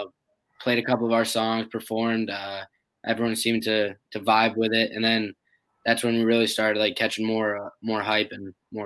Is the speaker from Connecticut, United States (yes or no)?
yes; Connecticut, United States; From Connecticut.